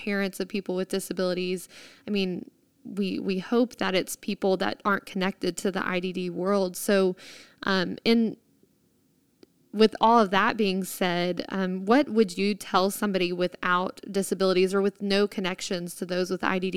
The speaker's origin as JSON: {"language": "English", "region": "Texas", "country": "United States", "said": "as a Texan"}